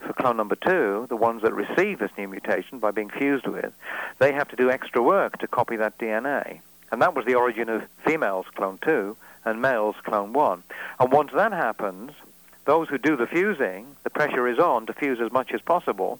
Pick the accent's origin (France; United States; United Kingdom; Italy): United Kingdom; Wales; I'm Welsh